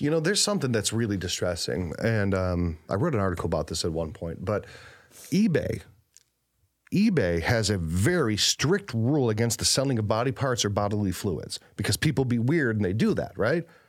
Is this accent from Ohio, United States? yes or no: yes; Cleveland, Ohio, United States; I'm from Cleveland